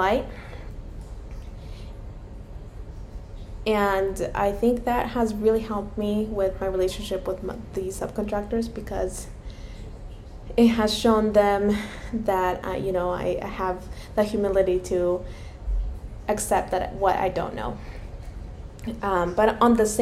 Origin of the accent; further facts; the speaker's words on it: Mexico; moved away; I am Hispanic. I was born in Mexico